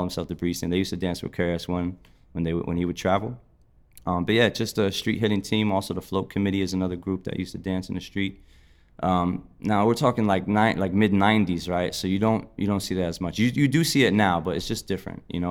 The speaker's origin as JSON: {"language": "English", "town": "Passaic", "region": "New Jersey", "country": "United States", "tie": "born or raised there", "also_born_or_lived": "Philadelphia / New York", "moved": "as an adult", "said": "I was born in Passaic, New Jersey, and, uh, grew up pretty much mainly in New Jersey"}